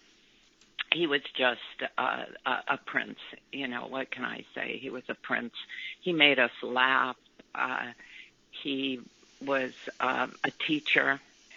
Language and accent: English; Los Angeles, California, United States; I was raised in Hollywood. So I went to Hollywood High for a little while